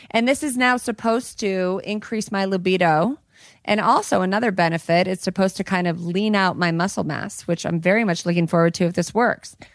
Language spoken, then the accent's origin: English; Colorado, United States; In my oh, home state. In my home state where I'm from.